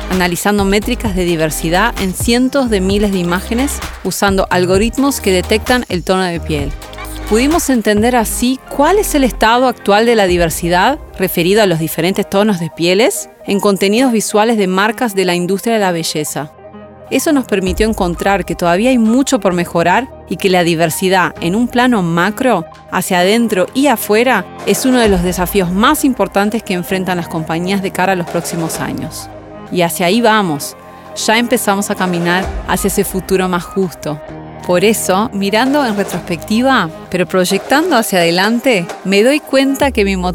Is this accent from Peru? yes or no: no; Brazil; now in Uruguay; Soy brasileña, hija de madre y padre uruguayos. Hace ya muchos años me mudé a Uruguay.